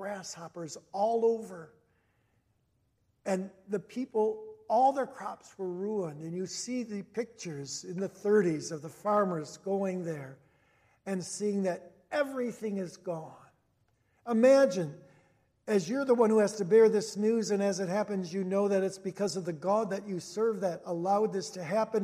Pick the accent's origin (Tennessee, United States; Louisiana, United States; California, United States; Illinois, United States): Illinois, United States; Cicero; I grew up in Cicero here